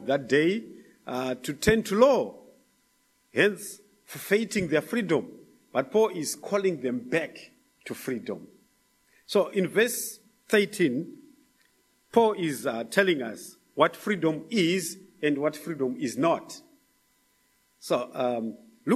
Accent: Zimbabwe; moved away; from Zimbabwe

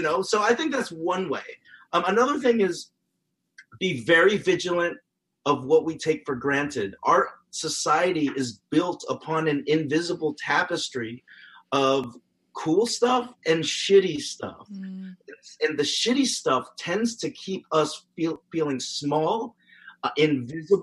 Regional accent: United States; being a Filipino American

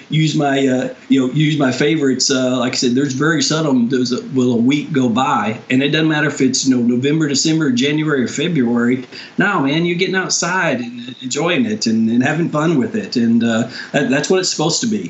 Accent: Texas, United States; growing up in Texas

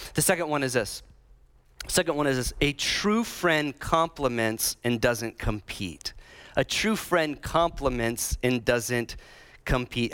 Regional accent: Illinois and Iowa, Midwest, United States; accent: Midwest; moved away; I'm from Illinois uh, and Iowa.

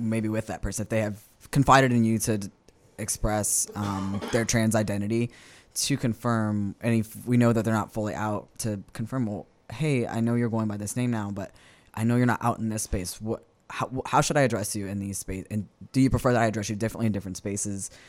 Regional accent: West Bank, Louisiana, United States; I am born and raised, uh, on the West Bank

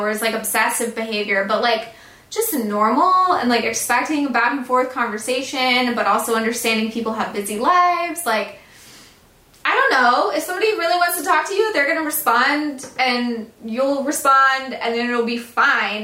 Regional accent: the South, United States; I'm from the South

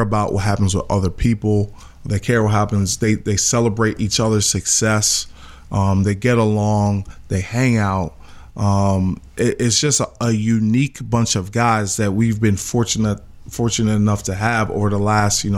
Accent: New York City, New York, United States; also born or lived in Philadelphia; I grew up in Clinton Hills. Clinton Hills, best neighborhood in Brooklyn.

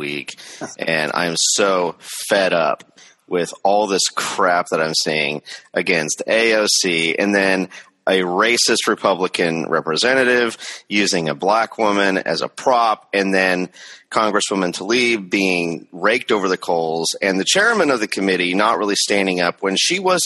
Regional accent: the Northwest, Pacific Northwest, United States; growing up in the Northwest.

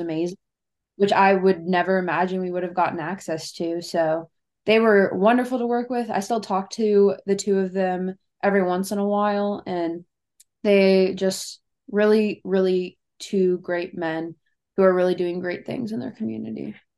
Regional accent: Cincinnati, Ohio, United States; I'm from Cincinnati, Ohio

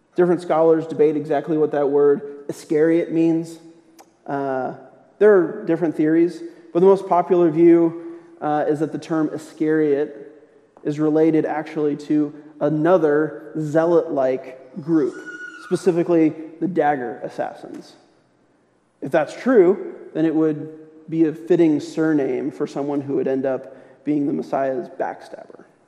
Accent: St. Louis, Missouri, United States; moved away; I'm originally from St. Louis, which means that I grew up a St. Louis Rams fan

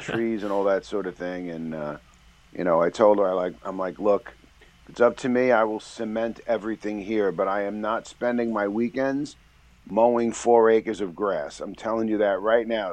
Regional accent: New York City, New York, United States; I was born and raised in, in the Bronx

